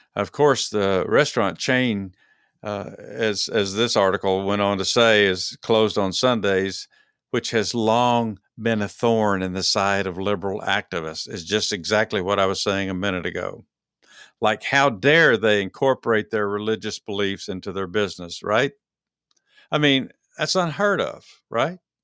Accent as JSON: {"language": "English", "town": "Dallas", "region": "Texas", "country": "United States", "said": "I'm from Dallas, Texas"}